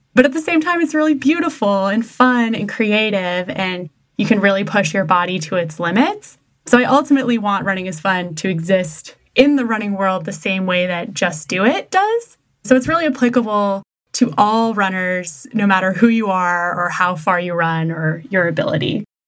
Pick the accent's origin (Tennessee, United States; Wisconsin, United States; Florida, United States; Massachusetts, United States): Massachusetts, United States; I'm from Massachusetts, which automatically makes me a masshole driver